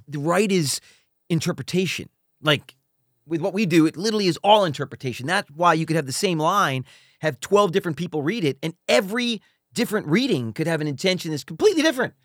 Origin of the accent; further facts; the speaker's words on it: Philadelphia, Pennsylvania, United States; also born or lived in New York; we grew up in Philadelphia